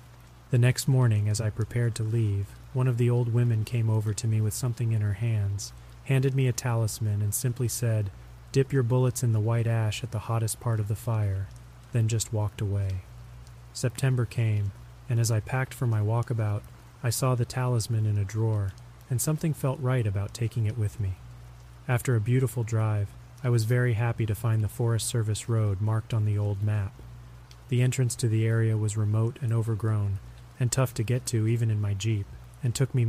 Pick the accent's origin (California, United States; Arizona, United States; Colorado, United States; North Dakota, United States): Arizona, United States; Growing up in Arizona, myths and legends are a part of life.